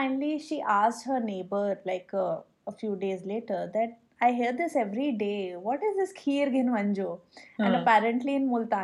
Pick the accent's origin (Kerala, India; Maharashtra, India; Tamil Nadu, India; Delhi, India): Delhi, India; I'm from Delhi, NCR